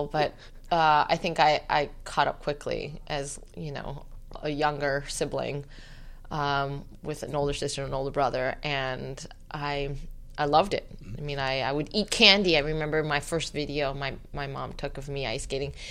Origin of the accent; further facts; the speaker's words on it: Torrance, California, United States; Torrance, California.